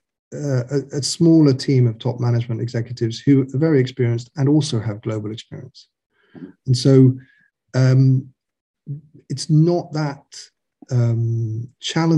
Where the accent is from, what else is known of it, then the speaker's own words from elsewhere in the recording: United Kingdom; also born or lived in Ireland; now in mainland Europe; I'm British